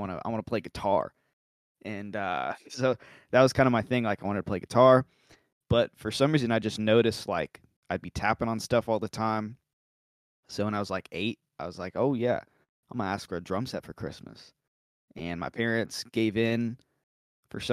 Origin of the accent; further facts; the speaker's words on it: Joppa, Missouri, United States; moved away as an adult; now in Nashville, United States; I grew up in Joppa, Missouri.